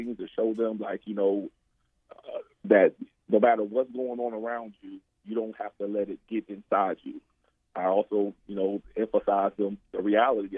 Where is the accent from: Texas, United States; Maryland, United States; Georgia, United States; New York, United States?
Maryland, United States; Baltimore; Growing up in Baltimore, you know, especially growing up, the time we grew, you know, crack and drugs and everything was real prevalent.